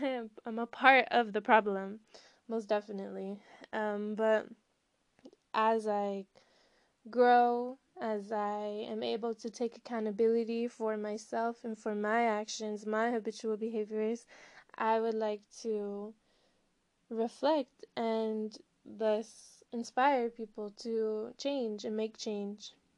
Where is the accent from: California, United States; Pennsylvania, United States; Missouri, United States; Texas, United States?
California, United States; Southern; also born or lived in Colorado / Humboldt County, California / Jalisco / Jamaica; I'm from Southern California. I grew up in California and Colorado